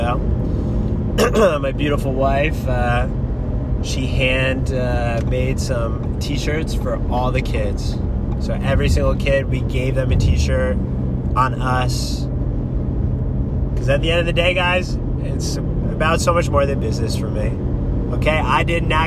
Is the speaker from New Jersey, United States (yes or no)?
yes; New Jersey, United States; now in California, United States; growing up in New Jersey, moving out to California